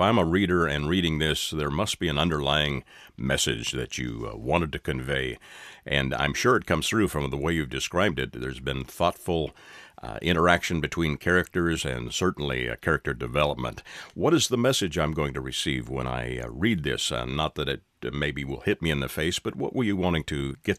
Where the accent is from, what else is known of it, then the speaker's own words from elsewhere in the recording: Canada; now in United States; I'm a legal immigrant. I'm from Canada, but have ties to my home country